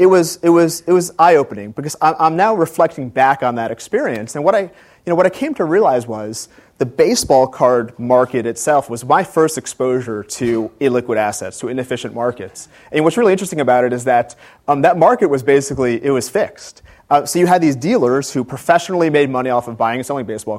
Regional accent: Gaithersburg, Maryland, United States; moved away as an adult; also born or lived in Washington, D.C. / Atlanta, Georgia; I was born in Washington, D.C., grew up in Gaithersburg, Maryland

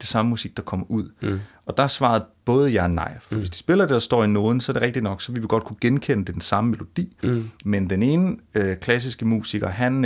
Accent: Funen, Southern Denmark, Denmark; jeg er jo selv fra Fyn

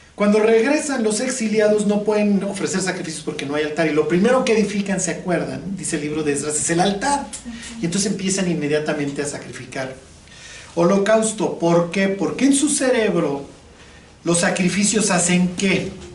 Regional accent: Chilango, Mexico City, Mexico; yo soy chilango

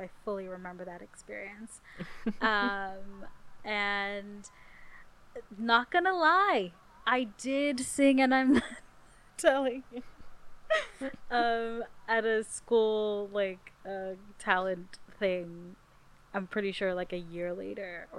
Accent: South Africa; I'm South African

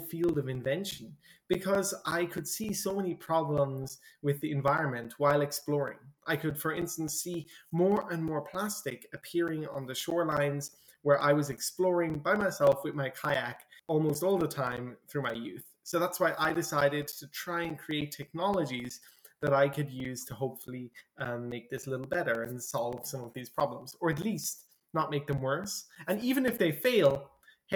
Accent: Ireland; I'm from Ireland, and some people might know that in Ireland it rains quite often

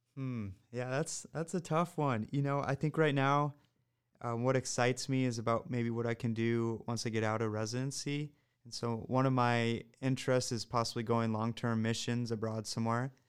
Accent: Iowa, United States; I'm from Iowa, so I grew up here

